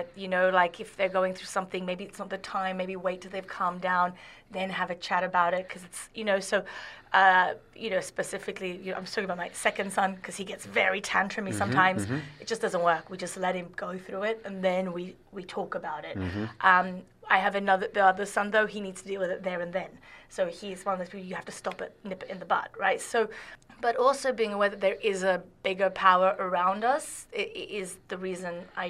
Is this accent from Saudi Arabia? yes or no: yes; Saudi Arabia; I always say I really love Saudi, because I grew up so much in Saudi Arabia.